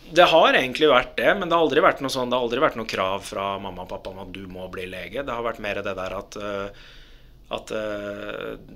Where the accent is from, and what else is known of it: Lørenskog, Akershus, Norway; born or raised there; also born or lived in Dubai, United Arab Emirates